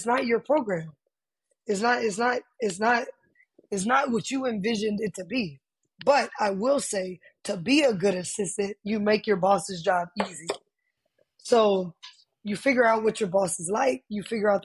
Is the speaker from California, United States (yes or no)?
no; Austin, Texas, United States; moved away as an adult; I'm originally from Austin, Texas, born and raised